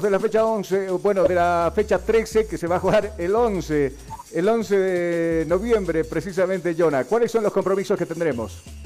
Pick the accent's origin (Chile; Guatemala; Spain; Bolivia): Bolivia; nosotros, los bolivianos